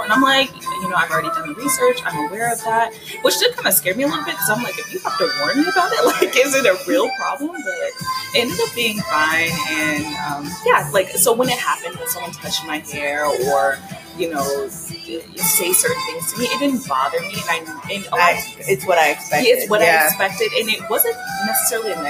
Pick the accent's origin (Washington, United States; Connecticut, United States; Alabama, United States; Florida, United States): Florida, United States; moved away as an adult; now in Changwon, South Korea; I'm from Florida